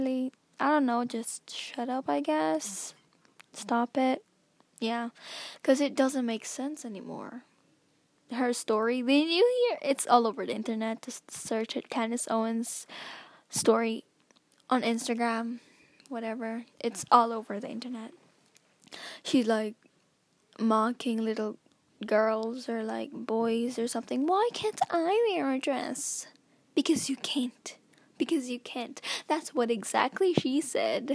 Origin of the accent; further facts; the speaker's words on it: Philippines; I'm a Filipina